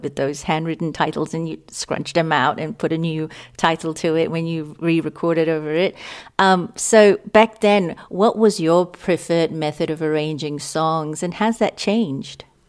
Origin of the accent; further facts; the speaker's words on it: Singapore; moved away as an adult; also born or lived in Australia / London; I grew up in Singapore